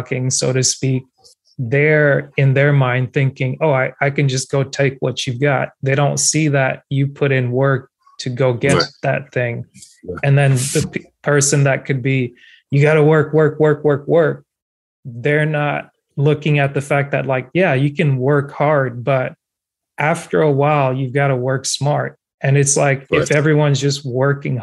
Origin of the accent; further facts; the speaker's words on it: Cameroon; first language French; English is a second language; now in United States; I'm African American, born in West Africa, immigrated to the United States